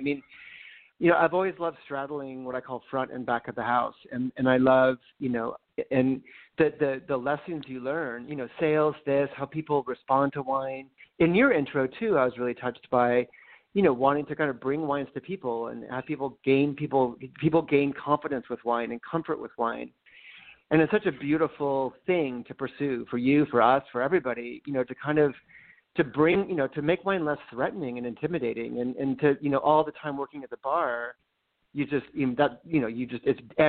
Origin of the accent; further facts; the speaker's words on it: Los Angeles, California, United States; also born or lived in Connecticut; now in Santa Barbara, United States; I was raised in Los Angeles, kind of on the west side